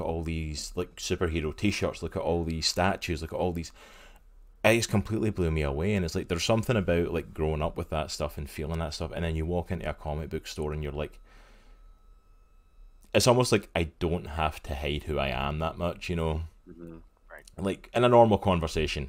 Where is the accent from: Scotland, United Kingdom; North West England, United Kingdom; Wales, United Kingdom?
Scotland, United Kingdom; Growing up in Scotland